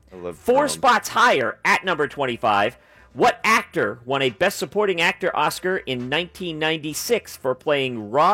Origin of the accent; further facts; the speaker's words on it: Massachusetts, United States; because I was growing up there, so naturally I am a Red Sox fan